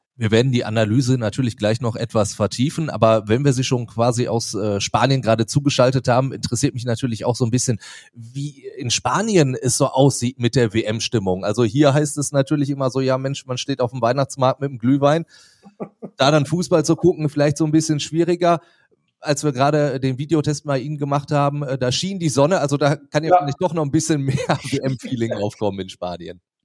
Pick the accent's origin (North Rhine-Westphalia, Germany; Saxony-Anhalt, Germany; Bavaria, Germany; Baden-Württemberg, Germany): North Rhine-Westphalia, Germany; Duisburg; born or raised there